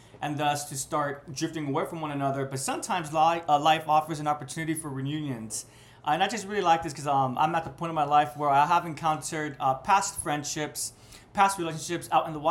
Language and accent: English; United States; I'm from the West, more specifically America